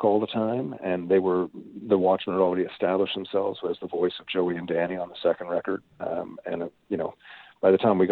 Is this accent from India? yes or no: no; Newfoundland and Labrador, Canada; moved away; also born or lived in Toronto / Winnipeg; when I grew up in Newfoundland